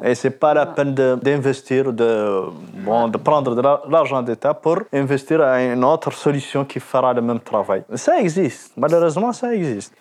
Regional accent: Mauritania; je suis vraiment de la Mauritanie

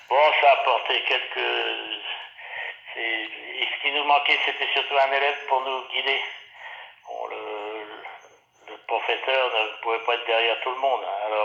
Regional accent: Saint-Hilaire-sur-Erre, Normandy, France; moved away as an adult; now in Nogent-le-Rotrou, France; on est Nogentais depuis, 2003, oui. On était dans l'Orne, on a passé notre euh, carrière dans l'Orne. Je suis né dans l'Orne aussi, saint hilaire sur là, qui est à côté. et on, a toujours un corps de ferme à Saint-Hilaire-sur-Aire.

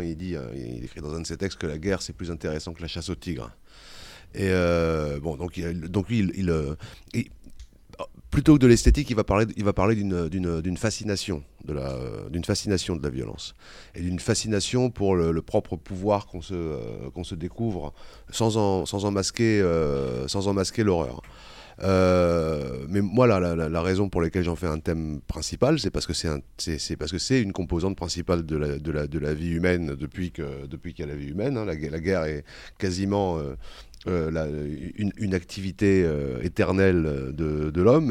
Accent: Vitry-sur-Seine, Île-de-France, France; moved away as an adult; also born or lived in Paris; now in Corsica, France; je suis né à Paris. J'ai, j'ai, je suis resté à Vitry-sur-Seine jusqu'à, jusqu'à l'âge de vingt ans, avant de revenir, euh, m'installer ici

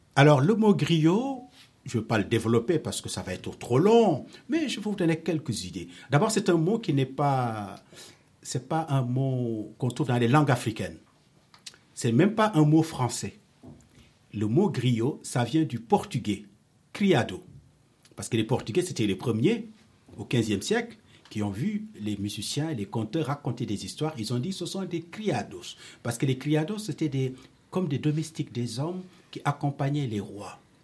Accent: Senegal; now in Paris, France; je suis né au Sénégal, mais je vis à Paris depuis très très très longtemps

